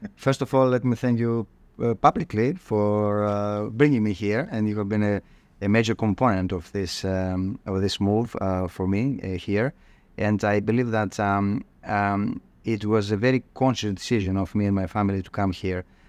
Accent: Thessaloniki, Central Macedonia, Greece; moved away as an adult; I grew up, uh, in, uh, in northern Greece. Um, Thessaloniki is my hometown.

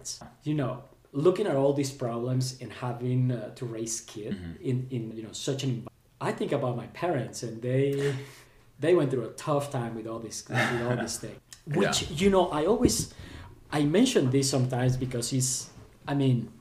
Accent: Colombia; moved away; growing up in Colombia, and this was back in the 80s and 90s

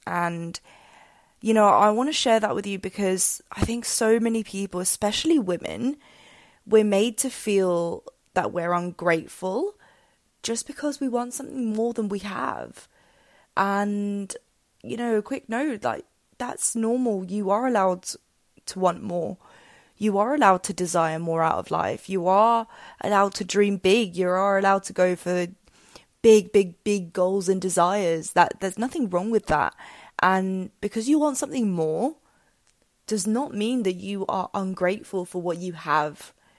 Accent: England, United Kingdom; moved away as an adult; now in Spain; I'd lived and grown up in England since I was two, um, and lived there for, yeah, basically all my life for about twenty-one years.

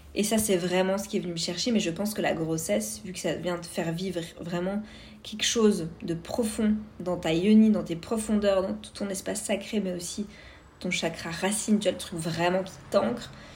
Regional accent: Vosges, Grand Est, France; moved away as an adult; now in Canada; je viens des Vosges euh, à l'est de la France

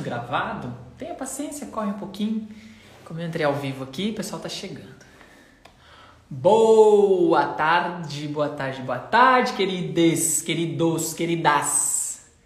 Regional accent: Limeira, São Paulo, Brazil; eu sou de Limeira.

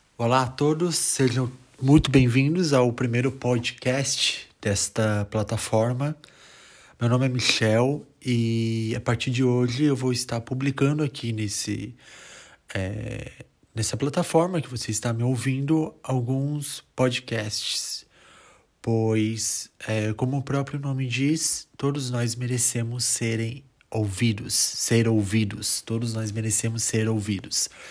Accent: Brazil; moved away as an adult; also born or lived in northern Italy; now in Italy; sou brasileiro e atualmente eu moro aqui na Itália, no norte da Itália, aproximadamente dois anos

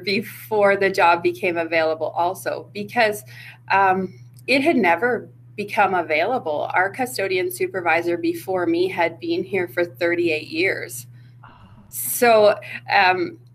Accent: Irma, Alberta, Canada; I grew up in Irma

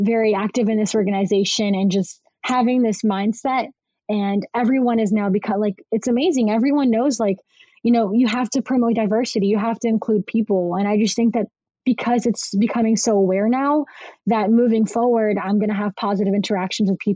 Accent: United States; also born or lived in Brazil; being born in Brazil and coming here at three, I definitely had a little bit of a struggle where it's like I have this diverse Brazilian background, but I'm, you know, being raised into an American environment

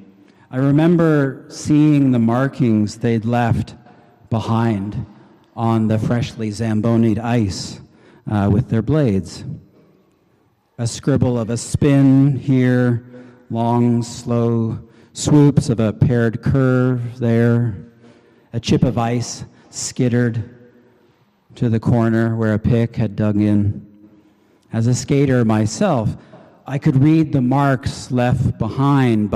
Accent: Canada; I'm Canadian.

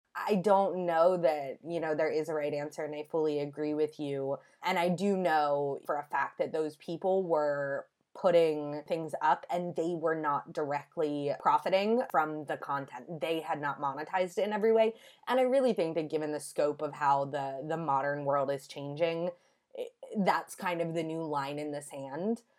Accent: United States; as an American

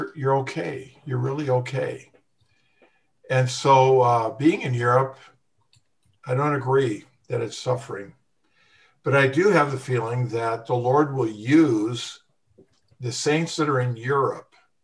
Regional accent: United States; moved away; we're all American pansies

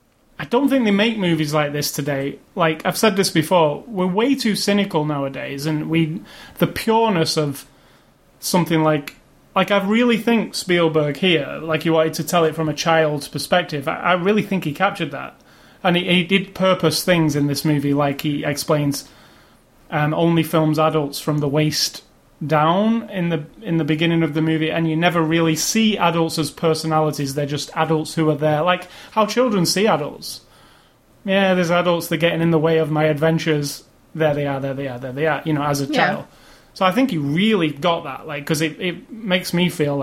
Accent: England, United Kingdom; as an English kid

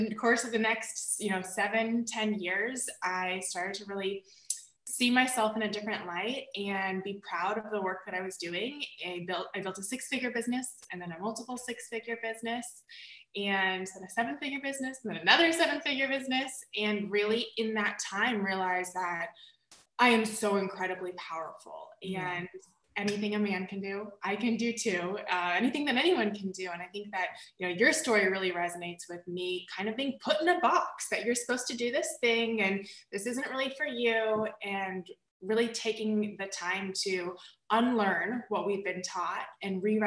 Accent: the South, United States; I grew up in the South in a really conservative environment

